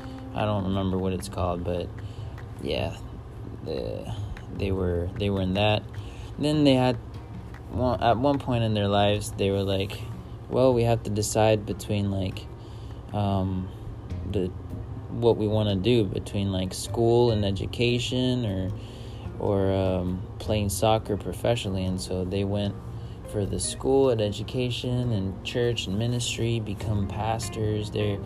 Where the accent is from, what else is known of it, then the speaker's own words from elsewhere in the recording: Acapulco, Guerrero, Mexico; Yeah, so that's where I'm from. I was born and raised in Acapulco, Guerrero. The one thing I miss is Jueves de Pozole. Thursdays of Pozole. I miss Mexican food, honestly.